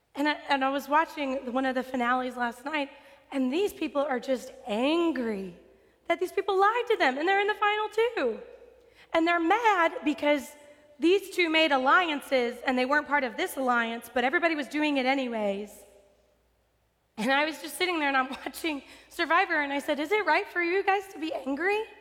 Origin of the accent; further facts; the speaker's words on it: West Texas, United States; I'm from West Texas. I know desert.